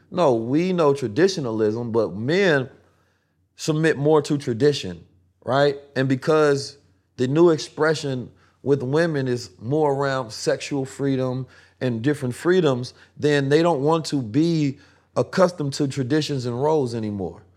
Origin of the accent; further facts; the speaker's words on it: Oakland, California, United States; also born or lived in St. Louis; I grew up in Oakland, California